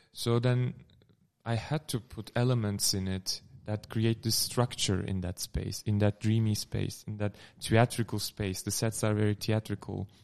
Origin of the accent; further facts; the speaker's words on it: Turkey; English is a second language; moved away as an adult; also born or lived in Amsterdam, Netherlands; now in Netherlands; I am from Turkey. I moved here in 2015 for my studies at the Gerrit Academy in Amsterdam